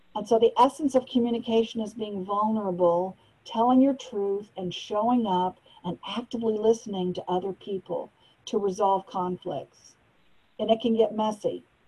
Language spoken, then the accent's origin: English; United States; also born or lived in Malaysia; as an American